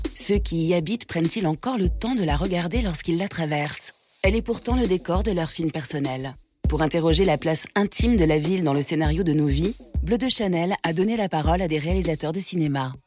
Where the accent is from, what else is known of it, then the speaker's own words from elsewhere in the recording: Paris, Île-de-France, France; j'ai grandi euh, à Paris, et en particulier dans ce quartier, au 5e